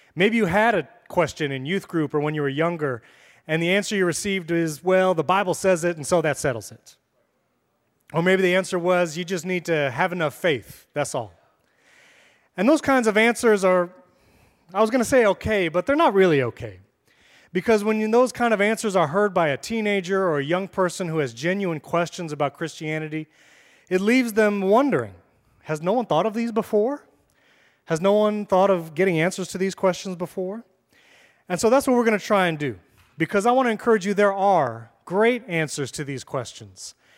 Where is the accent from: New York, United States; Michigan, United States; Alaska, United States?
New York, United States; moved away as an adult; now in Florida, United States; I'm from New York